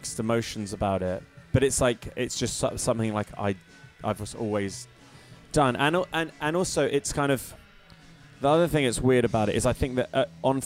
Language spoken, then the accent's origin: English; New Forest, South East England, United Kingdom; we grew up in the New Forest